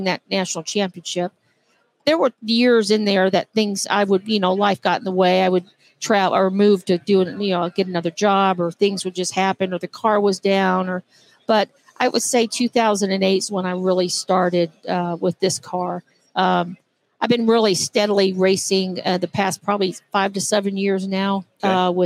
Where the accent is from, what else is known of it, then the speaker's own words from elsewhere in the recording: Austin, Texas, United States; moved away as an adult; now in Johnson City, United States; I'm from Austin, Texas. I moved to Johnson City, Tennessee, where I'm living now, about 12 years ago.